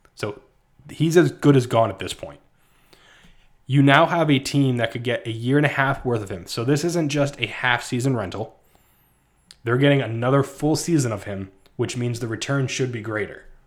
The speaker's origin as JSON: {"language": "English", "region": "New Jersey", "country": "United States", "tie": "born or raised there", "said": "I grew up in New Jersey"}